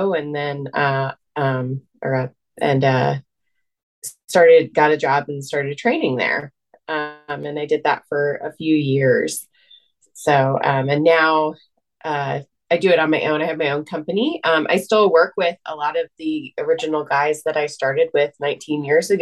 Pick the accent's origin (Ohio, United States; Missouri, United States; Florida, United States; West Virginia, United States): Ohio, United States; Loveland; also born or lived in upstate New York; now in McDermott, United States; I was born in upstate New York, but I grew up outside of Cincinnati in Loveland, Ohio